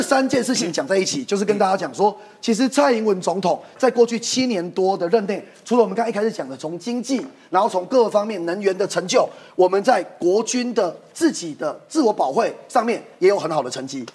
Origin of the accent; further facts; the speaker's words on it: Taiwan; 我们台湾人民